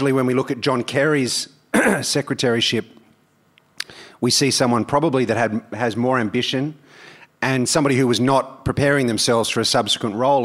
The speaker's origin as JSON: {"language": "English", "region": "New South Wales", "country": "Australia", "tie": "born or raised there", "said": "my home state, in New South Wales"}